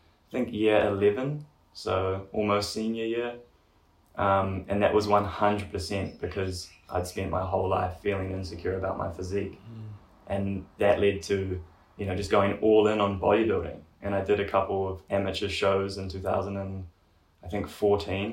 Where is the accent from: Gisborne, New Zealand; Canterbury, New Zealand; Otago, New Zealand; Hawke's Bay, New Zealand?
Gisborne, New Zealand; I'm from Gizzy, so Gisborne, east coast of New Zealand